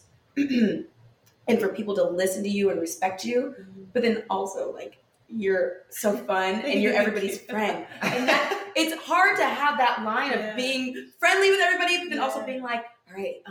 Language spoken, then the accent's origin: English; California, United States; I'm from California.